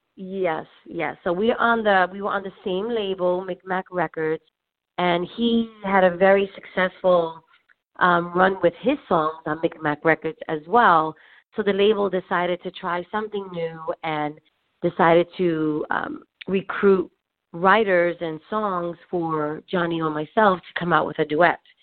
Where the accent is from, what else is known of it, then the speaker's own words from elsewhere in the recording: New York City, New York, United States; now in New Jersey, United States; I was born and raised in Spanish Harlem, um, but then I moved out to New Jersey.